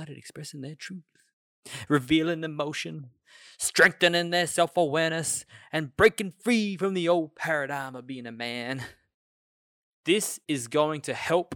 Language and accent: English; Australia; we're all Aussie